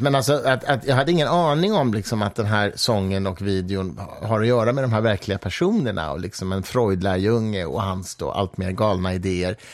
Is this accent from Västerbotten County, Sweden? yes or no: no; Mariefred, Södermanland, Sweden; jag växte upp i Mariefred